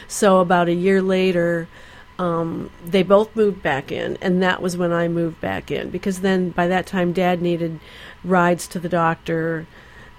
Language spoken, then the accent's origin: English; Ann Arbor, Michigan, United States; moved away; we grew up in Michigan, in Ann Arbor, Michigan